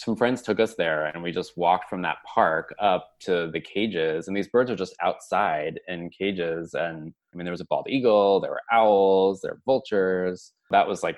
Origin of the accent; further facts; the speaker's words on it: Colorado, United States; also born or lived in Ann Arbor, Michigan; now in New York, United States; at a young age when I grew up in Colorado noticing a Steller's jay.